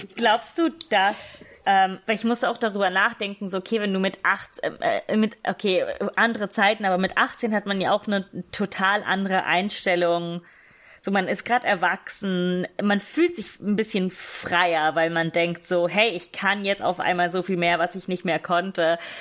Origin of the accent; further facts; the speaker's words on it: Italy; ich bin gesetzlich nur Italienisch